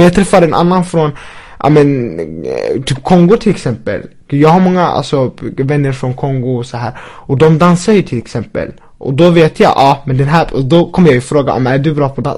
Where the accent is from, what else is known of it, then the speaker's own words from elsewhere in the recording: Linköping, Östergötland, Sweden; vi som har växt upp här i Sverige